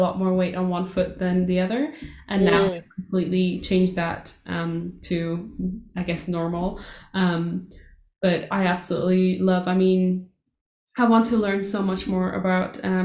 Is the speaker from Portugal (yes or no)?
yes; Portugal; moved away; that's exactly how I grew up in Portugal